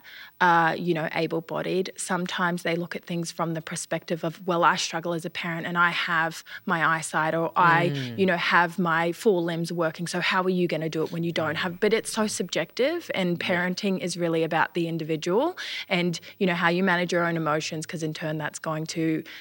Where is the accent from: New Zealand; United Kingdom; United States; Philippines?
New Zealand; now in Australia; I grew up in New Zealand, so I did travel back and forth to New Zealand a lot of the time